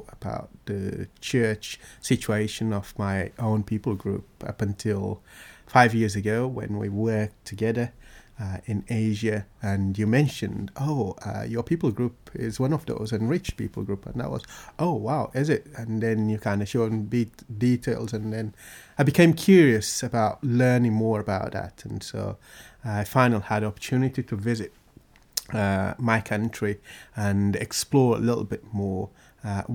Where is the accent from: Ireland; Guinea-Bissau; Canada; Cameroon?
Guinea-Bissau; now in Great Yarmouth, United Kingdom; I come from Guinea-Bissau, in West Africa